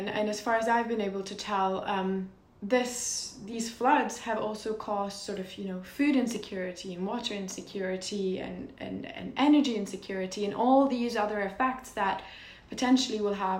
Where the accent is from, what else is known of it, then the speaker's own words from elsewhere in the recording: Norway; I'm from Norway, we're 5 million people.